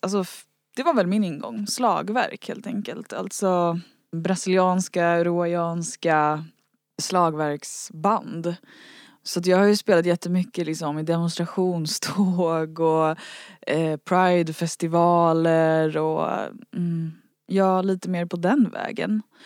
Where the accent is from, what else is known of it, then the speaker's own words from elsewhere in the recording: Värmdö, Stockholm County, Sweden; ute långt ut på Värmdö där jag växte upp